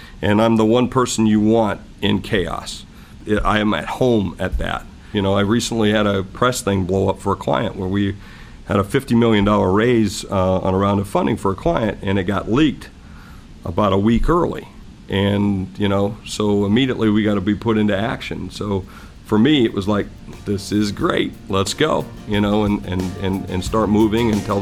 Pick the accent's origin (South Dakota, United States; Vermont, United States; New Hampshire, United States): South Dakota, United States; I'm just from South Dakota